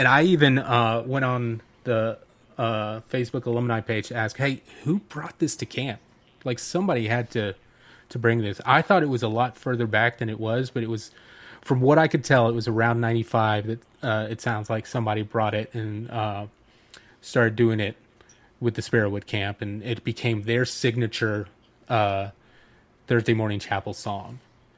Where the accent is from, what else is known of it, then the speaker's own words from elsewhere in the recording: Dahlonega, Georgia, United States; I went to a church camp growing up in Dahlonega, Georgia, like right where the Appalachian Trail just begins at the top of North Georgia.